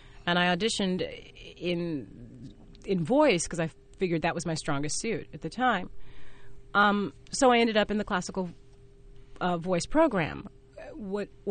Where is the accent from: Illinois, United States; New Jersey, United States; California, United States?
California, United States; Fresno; I worked at a dinner theater growing up in Fresno, California